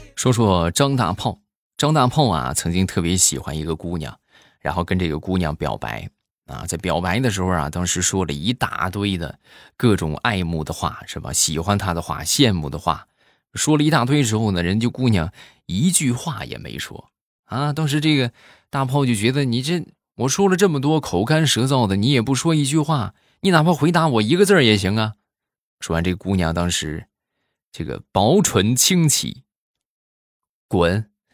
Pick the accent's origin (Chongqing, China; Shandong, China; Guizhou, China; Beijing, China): Shandong, China; 我们山东这边